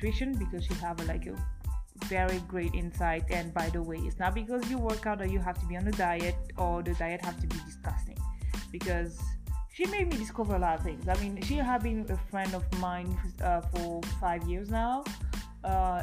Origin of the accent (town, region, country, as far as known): France; born or raised there; English is a second language; moved away as an adult; also born or lived in Africa; now in Edmonton, Canada